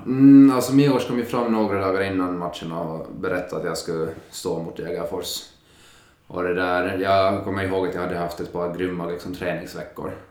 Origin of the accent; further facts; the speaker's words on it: Finland; moved away as an adult; now in Sweden; vi har de flesta hemma i Finland